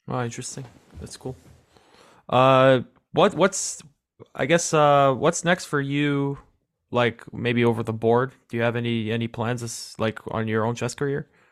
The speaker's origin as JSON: {"language": "English", "town": "New York City", "region": "New York", "country": "United States", "said": "I'm, I'm from New York City"}